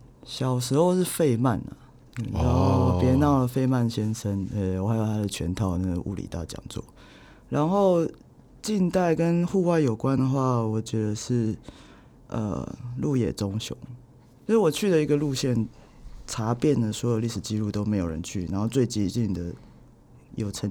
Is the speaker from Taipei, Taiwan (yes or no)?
yes; Taipei, Taiwan; also born or lived in Tainan; 这边又是我的老家